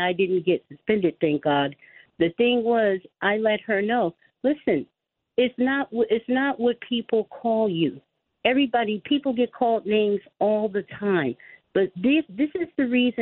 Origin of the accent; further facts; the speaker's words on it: Los Angeles, California, United States; I was in the L.A. Unified School District because I grew up in Los Angeles for 28 years